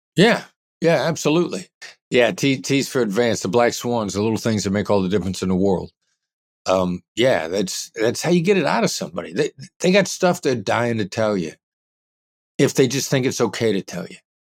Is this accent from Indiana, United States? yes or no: no; Iowa, United States; moved away as an adult; also born or lived in Kansas City, Missouri; I grew up in Iowa, small town Midwestern guy